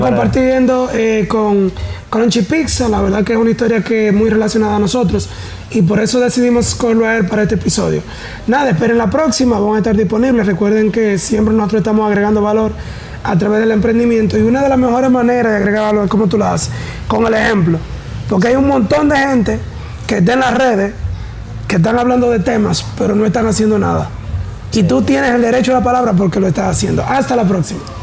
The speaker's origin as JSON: {"language": "Spanish", "town": "Tamboril", "region": "Santiago", "country": "Dominican Republic", "said": "yo soy de Tamboril"}